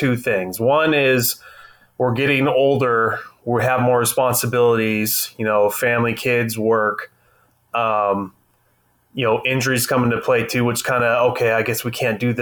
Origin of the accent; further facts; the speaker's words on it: Central California, United States; Born and raised in Central California